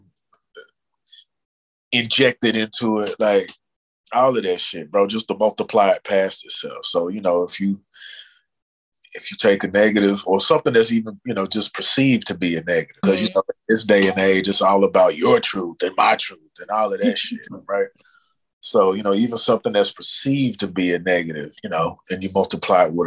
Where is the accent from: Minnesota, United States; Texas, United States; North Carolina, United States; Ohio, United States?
Texas, United States; Dallas; born or raised there